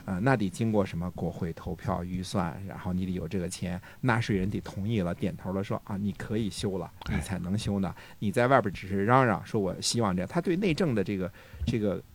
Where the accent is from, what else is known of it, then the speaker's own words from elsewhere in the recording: China; 我们中国人